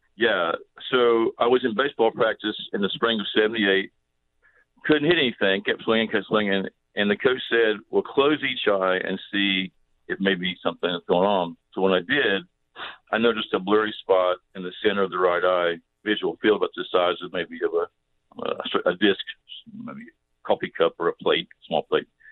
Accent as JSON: {"language": "English", "region": "Southern Ohio", "country": "United States", "tie": "born or raised there", "said": "I grew up in Southern Ohio."}